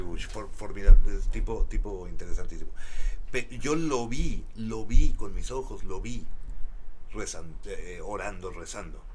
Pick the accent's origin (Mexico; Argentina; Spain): Mexico; moved away as an adult; now in United States; como mexicano